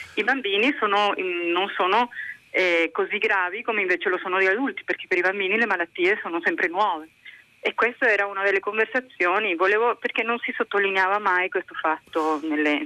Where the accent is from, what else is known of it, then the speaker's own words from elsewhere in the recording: Canada; Italian is a second language; now in Province of Padua, Italy; quando sono emozionata il mio accento, perché sono anche canadese, viene fuori.